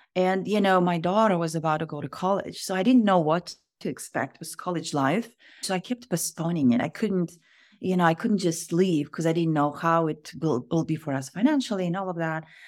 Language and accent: English; Kazakhstan; moved away as an adult; now in United States; I am originally from Kazakhstan. I was born in Kazakhstan, and grew up